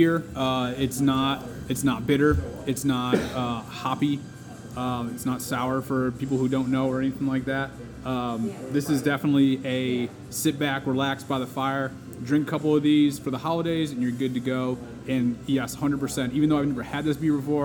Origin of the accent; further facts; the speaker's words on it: Connecticut, United States; growing up in Connecticut